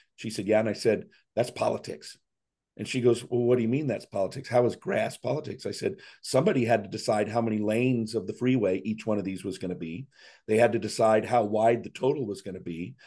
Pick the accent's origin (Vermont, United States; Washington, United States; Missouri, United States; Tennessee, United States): Washington, United States; Seattle; moved away as an adult; also born or lived in Scottsdale, Arizona; now in Chattanooga, United States; born and raised in Seattle area, first fifty years of my life in Seattle